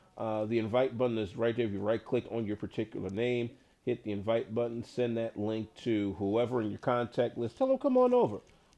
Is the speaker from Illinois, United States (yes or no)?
yes; Chicago, Illinois, United States; my hometown Chicago Blackhawks